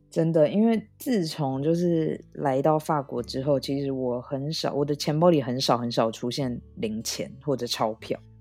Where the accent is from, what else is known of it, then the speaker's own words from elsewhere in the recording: Taiwan; now in France; 因为毕竟我是一个台湾人